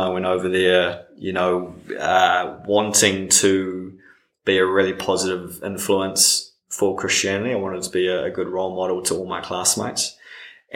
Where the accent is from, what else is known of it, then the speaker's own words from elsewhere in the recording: Auckland, New Zealand; moved away as an adult; now in Wellington, New Zealand; born and raised in Auckland